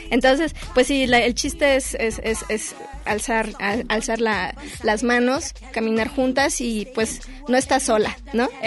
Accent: Mexico

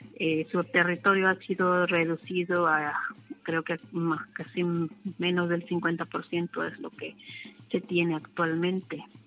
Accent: Loma de Bácum, Sonora, Mexico; vengo del pueblo Yaqui, soy de Loma de Bacum

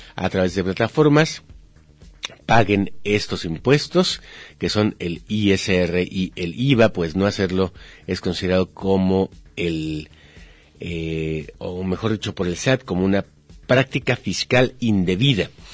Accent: Mexico; somos mexicanos

